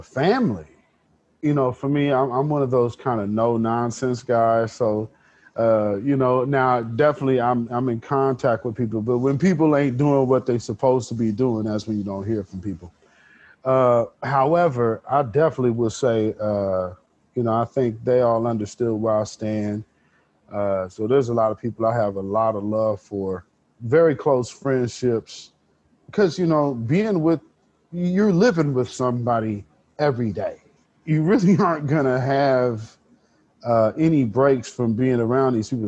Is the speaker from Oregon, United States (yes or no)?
yes; Portland, Oregon, United States; I'm born and raised North Portland